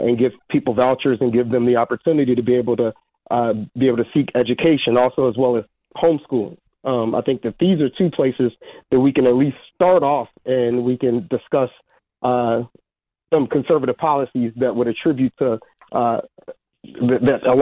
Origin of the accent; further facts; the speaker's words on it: Chicago, Illinois, United States; now in Michigan, United States; I'm originally from the south side of Chicago.